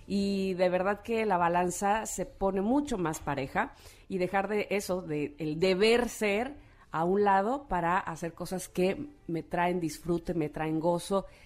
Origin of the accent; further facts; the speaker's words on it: Veracruz, Mexico; Pues soy del puerto de Veracruz